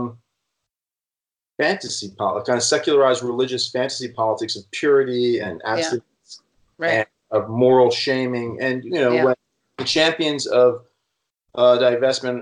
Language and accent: English; Vermont, United States; I'm from Vermont